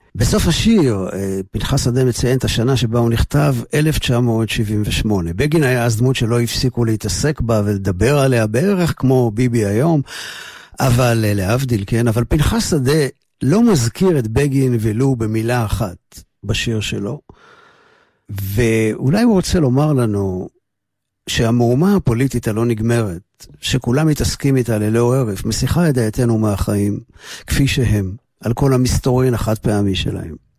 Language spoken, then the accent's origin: Hebrew; Jerusalem, Jerusalem District, Israel; moved away; שוטטתי בסמטאות של שכונת מקור ברוך שם נולדתי